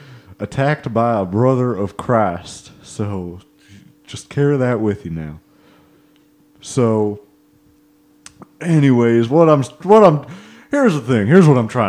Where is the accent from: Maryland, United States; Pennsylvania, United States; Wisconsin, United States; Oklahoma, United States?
Oklahoma, United States; I'm from Oklahoma, and something about me, where I'm from, part of the culture here, not here, but the royal here, back home.